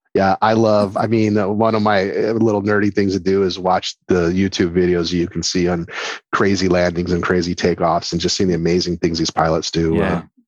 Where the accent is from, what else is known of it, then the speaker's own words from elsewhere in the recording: Toledo, Ohio, United States; moved away; also born or lived in Oak Harbor, Ohio; am from Ohio, actually, originally